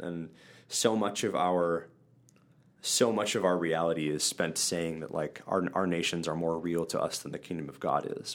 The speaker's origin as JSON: {"language": "English", "region": "central Wisconsin", "country": "United States", "tie": "born or raised there", "said": "I grew up in Wisconsin. Um, central Wisconsin, Midwest United States."}